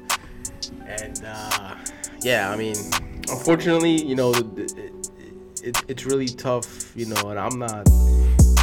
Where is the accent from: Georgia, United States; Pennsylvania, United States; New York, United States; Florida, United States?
Florida, United States; Coral Springs; I grew up in Coral Springs, and I remember one time I was walking home from, I think it was middle school